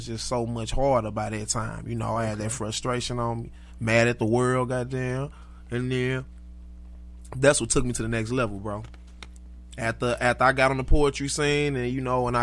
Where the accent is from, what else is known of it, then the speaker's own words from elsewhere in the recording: St. Louis, Missouri, United States; I'm from the city. I'm from St. Louis.